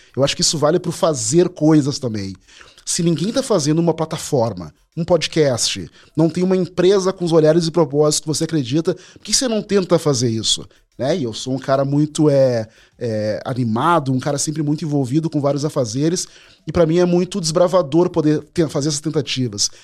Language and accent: Portuguese; Porto Alegre, Rio Grande do Sul, Brazil; eu sou porto-alegrense, nasci na Rexinha, um bairro periférico